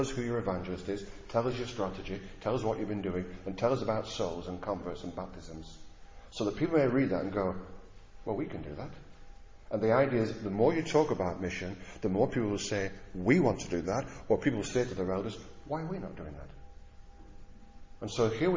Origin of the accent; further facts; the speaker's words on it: Blackburn, North West England, United Kingdom; I come from Blackburn